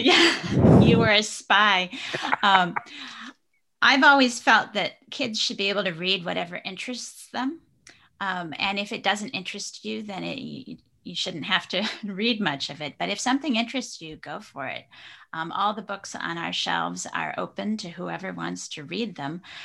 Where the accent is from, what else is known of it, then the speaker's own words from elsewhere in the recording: Traverse City, Michigan, United States; my hometown in Traverse City, Michigan